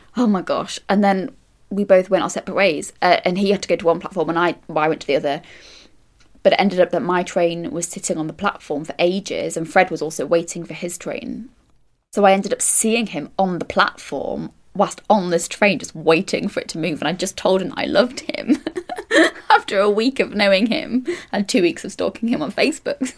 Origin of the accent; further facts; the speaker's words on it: Manchester, North West England, United Kingdom; now in London, United Kingdom; I'm from Manchester and I work in theatre as an assistant stage manager.